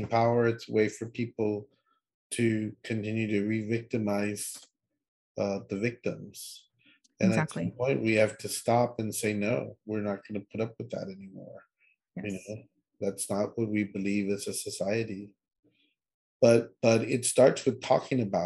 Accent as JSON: {"language": "English", "town": "Laredo", "region": "Texas", "country": "United States", "said": "we're all from Laredo"}